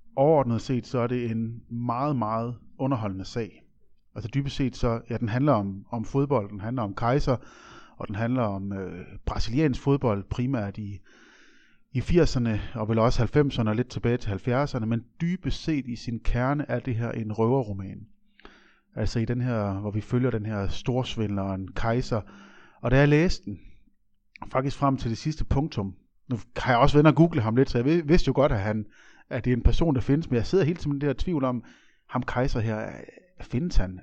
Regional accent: Aabenraa, Southern Denmark, Denmark; born or raised there

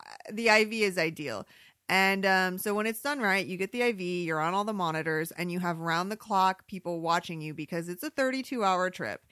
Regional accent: Michigan, United States; now in Arizona, United States; I grew up in Michigan

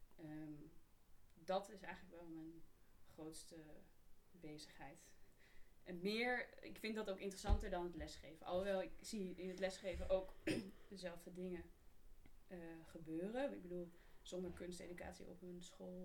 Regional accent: Amersfoort, Utrecht, Netherlands; ik ben wel geboren en getogen Amersfoort

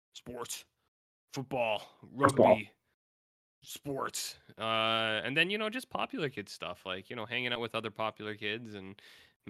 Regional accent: Canada; I am a Canadian

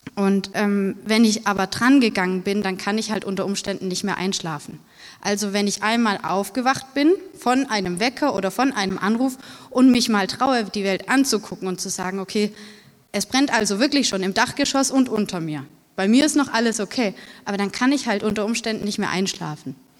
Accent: Bruchsal, Baden-Württemberg, Germany; in Bruchsal, wo ich herkomme

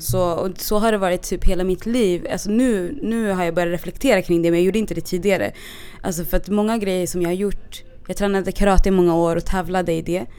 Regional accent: Stockholm, Stockholm County, Sweden; jag är från Stockholm och jag har bott på lite olika platser. Mm. Också, så när jag var yngre så bodde vi, jag och min familj bodde mitt i stan

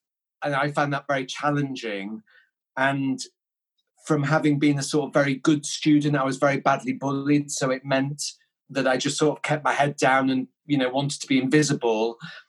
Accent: Yorkshire and the Humber, United Kingdom; also born or lived in Denmark; So I was born in Denmark, and we came over to the UK when I was 3, and we sort of moved around a lot when I was young, and it was quite challenging, and we sort of lived in and around sort of West Yorkshire, so Keighley, Skipton, that sort of area

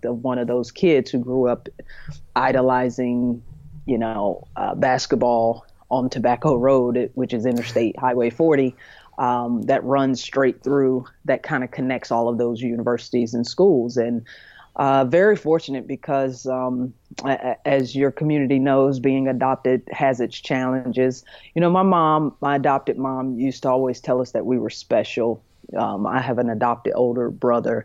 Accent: High Point, North Carolina, United States; also born or lived in Jacksonville, North Carolina; was adopted by a couple from High Point, North Carolina, which is right in the middle of the state, called the Triad area. And that's where I was raised, and that's what I consider and call home.

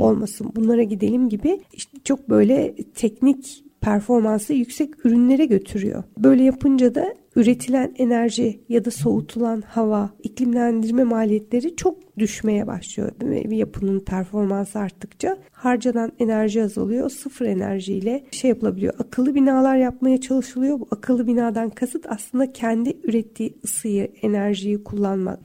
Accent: Antalya, Turkey; now in Istanbul, Turkey; Ben şimdi Antalya'da büyüdüm

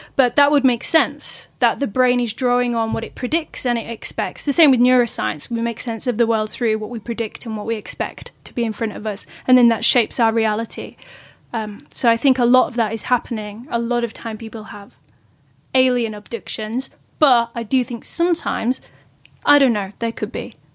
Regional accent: Yorkshire and the Humber, United Kingdom; I'm from Yorkshire.

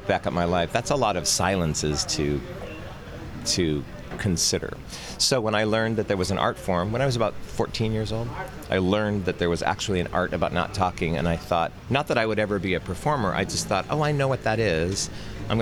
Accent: Montana, United States; I am from Montana, which is in the Wild West

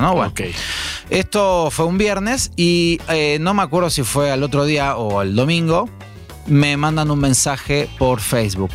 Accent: Argentina; now in Mexico; soy judío y argentino.

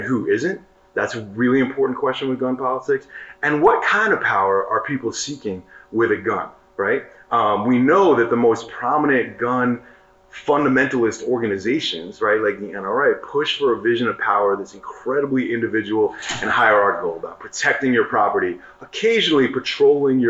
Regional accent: New York City, New York, United States; I grew up in New York City

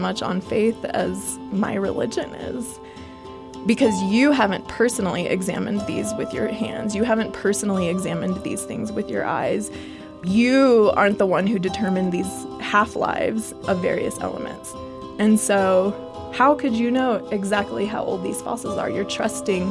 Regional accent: Texas, United States; I'm from Texas

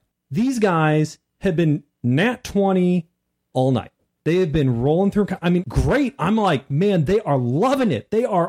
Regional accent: Missouri, United States; We're from Missouri.

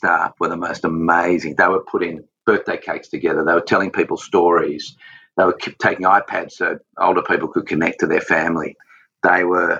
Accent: Australia; I've got that manliness about me and that Aussiness about me. I'm obsessed Aussie

